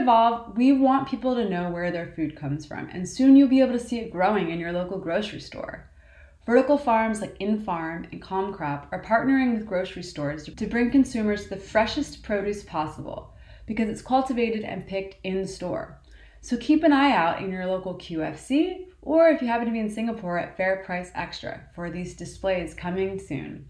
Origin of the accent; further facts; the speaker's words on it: Baltimore, Maryland, United States; my hometown, Baltimore